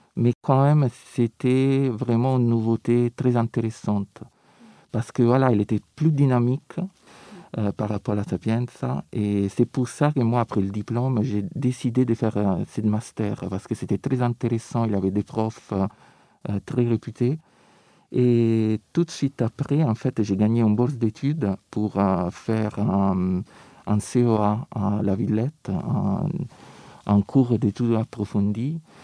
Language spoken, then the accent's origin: French; Rome, Lazio, Italy; French is a second language; now in Paris, France; je viens de Rome